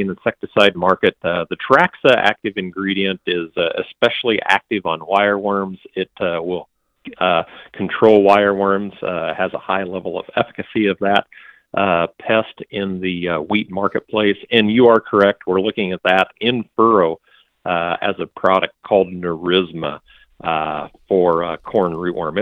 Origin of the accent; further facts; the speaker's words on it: Iowa, United States; I'm from Iowa, I'm actually in central Nebraska today